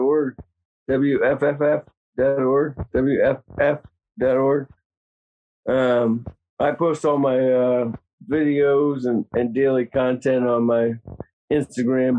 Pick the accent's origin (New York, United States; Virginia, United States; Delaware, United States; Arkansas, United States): Virginia, United States; moved away; I'm from Virginia. We don't have wildfires in Virginia